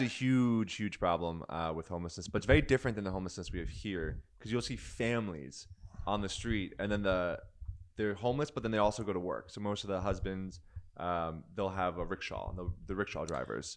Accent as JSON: {"language": "English", "country": "United States", "said": "I'm American"}